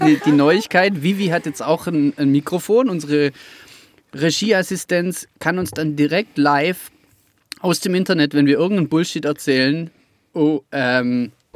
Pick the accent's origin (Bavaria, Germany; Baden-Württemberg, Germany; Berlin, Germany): Baden-Württemberg, Germany; Rottweil; ich verstehe jeden Rottweiler, der vom, von, von den Zehenspitzen äh, bis zum Kopf ähm, da, da, drin aufgeht. Also ich habe das mit der Muttermilch aufgesogen